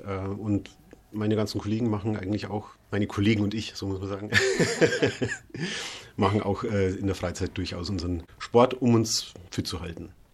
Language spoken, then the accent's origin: German; Bad Reichenhall, Bavaria, Germany; now in Rostock, Germany; Ich komme aus Bad Reichenhall